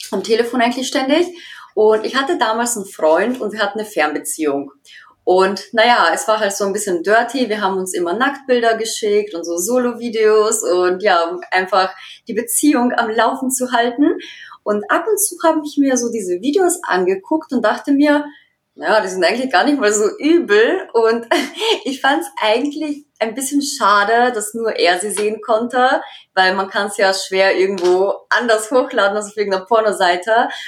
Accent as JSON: {"language": "German", "country": "Austria", "tie": "born or raised there", "moved": "as an adult", "lives_now": "Dresden, Germany", "said": "ich bin 29 Jahre alt. Ich bin in Österreich geboren und aufgewachsen und wohne seit mittlerweile zwei Jahren in Deutschland, in Dresden."}